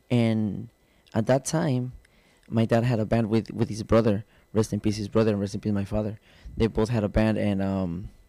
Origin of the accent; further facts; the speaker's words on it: Guadalajara, Jalisco, Mexico; also born or lived in Tijuana; born in Tijuana, but I was born in Tijuana, and then they went back to Guadalajara when I was one year old